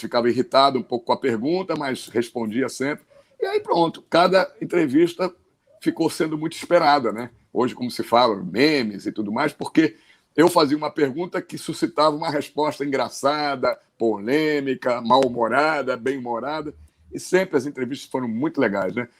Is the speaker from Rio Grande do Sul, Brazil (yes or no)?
yes; Pelotas, Rio Grande do Sul, Brazil; Eu sou de Pelotas